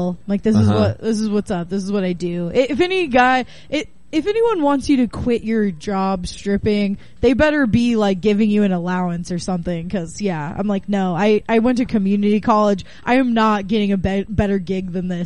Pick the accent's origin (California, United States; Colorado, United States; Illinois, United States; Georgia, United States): California, United States; Northern California coast, United States; moved away as an adult; also born or lived in Bay Area; now in Portland, United States; I'm from the Northern California coast